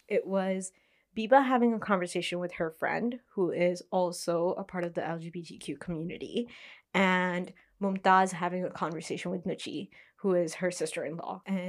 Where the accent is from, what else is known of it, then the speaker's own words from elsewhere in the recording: India; as an Indian watching the movie, I felt like this movie should be shown.